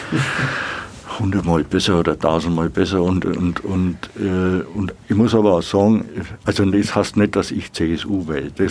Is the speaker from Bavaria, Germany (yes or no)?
yes; Nuremberg, Bavaria, Germany; aber ich, ich sehe mich schon als Nürnberger.